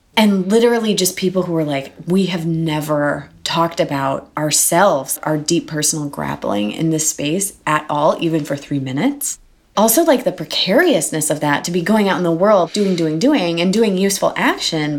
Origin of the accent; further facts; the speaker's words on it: Milwaukee, Wisconsin, United States; moved away as an adult; now in New York, United States; I'm from Milwaukee and only moved to New York from Milwaukee two and a half years ago.